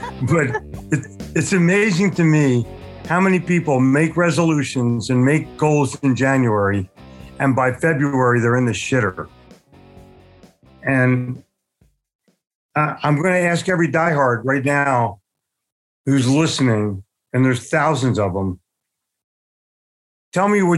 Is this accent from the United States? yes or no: yes; Philadelphia, Pennsylvania, United States; born or raised there; also born or lived in New York City; now in Charlotte, United States